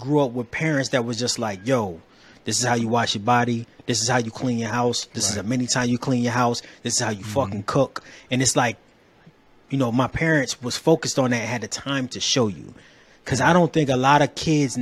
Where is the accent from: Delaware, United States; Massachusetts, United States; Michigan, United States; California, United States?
Delaware, United States; also born or lived in Cleveland, Ohio; now in Atlanta, United States; where I grew up, so I'm originally from Delaware